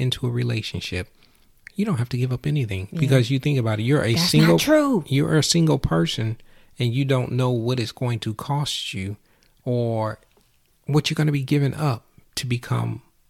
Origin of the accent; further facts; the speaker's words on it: Michigan, United States; Even though I'm from Michigan, or we are from Michigan.